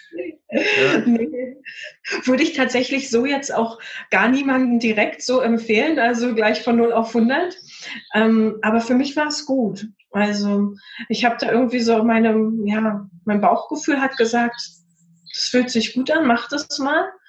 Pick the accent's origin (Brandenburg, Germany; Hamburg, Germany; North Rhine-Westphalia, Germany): Brandenburg, Germany; Potsdam; in Potsdam, in meiner Heimatstadt